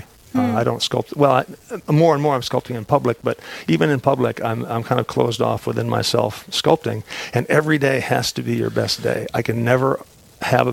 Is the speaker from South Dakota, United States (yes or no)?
yes; Aberdeen, South Dakota, United States; I grew up in Aberdeen